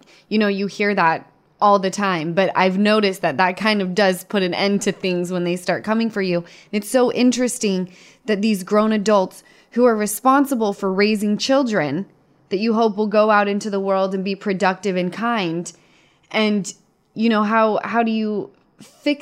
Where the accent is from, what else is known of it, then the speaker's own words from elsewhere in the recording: Utah, United States; I'm from Utah